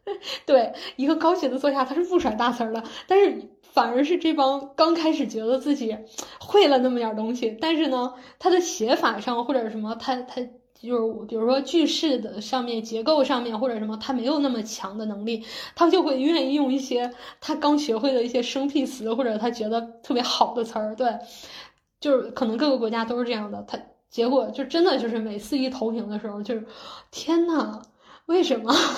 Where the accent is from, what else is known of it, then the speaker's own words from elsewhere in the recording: China; moved away as an adult; now in Los Angeles, United States; 选了调查这个项目的就只有我一个中国人